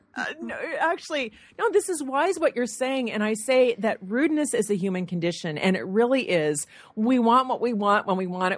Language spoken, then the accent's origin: English; Michigan, United States; I'm from Michigan